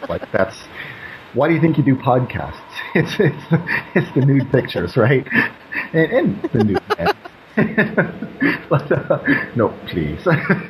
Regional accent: Canada; I'm Canadian.

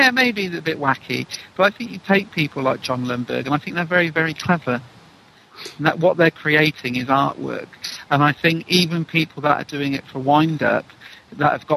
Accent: England, United Kingdom; being English

